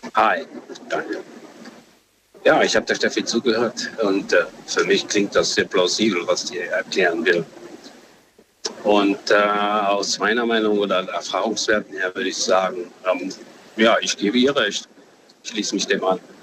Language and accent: German; Saarland, Germany; Ich bin aus dem Saarland.